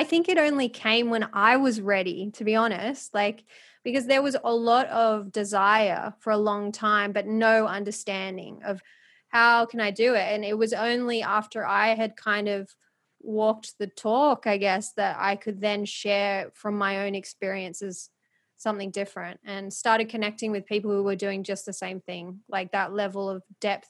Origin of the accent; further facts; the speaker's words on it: Philippines; I always had this feeling in the background because of being Filipino. I just always knew I wanted to do something, because I went to the Philippines and I just saw how much poverty there was.